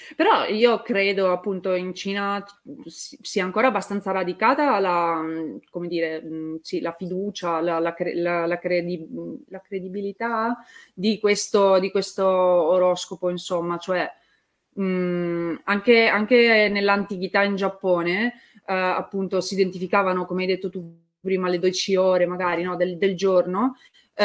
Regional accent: Turin, Piedmont, Italy; io sono di Torino

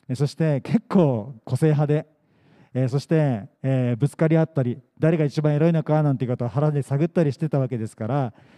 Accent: Yokohama, Kanagawa, Japan; also born or lived in Yamagata; 横浜生まれ横浜育ち

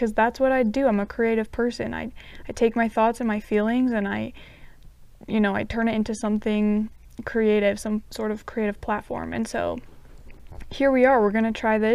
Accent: southern Utah, United States; moved away as an adult; now in Provo, United States; I'm from Utah. I grew up in a really small town in southern Utah, but right now I live in the Provo area

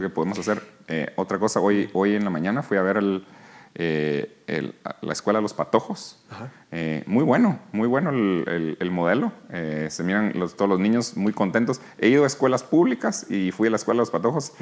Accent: Guatemala; moved away as an adult; also born or lived in New York, United States; aquí nací, aquí crecí, en Guatemala

